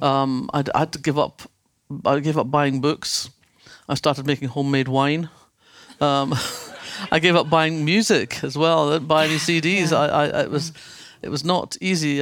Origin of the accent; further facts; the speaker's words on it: Fife, Scotland, United Kingdom; when I was growing up in Fife